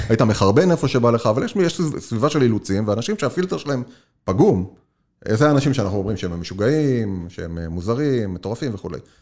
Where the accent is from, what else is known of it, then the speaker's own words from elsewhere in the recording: Israel; moved away as an adult; now in United States; אנחנו כישראלים מכירים את ארה"ב, ואני גם מדבר על עצמי לפני המעבר